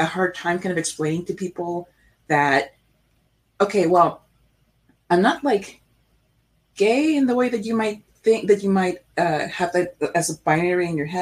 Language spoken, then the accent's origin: English; South Florida, United States; I am from South Florida